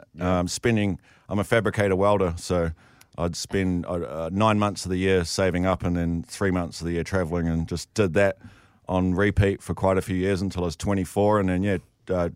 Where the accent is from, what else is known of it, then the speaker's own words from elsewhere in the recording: Taupo, Waikato, New Zealand; from Taupo, New Zealand, and I'm a BMX rider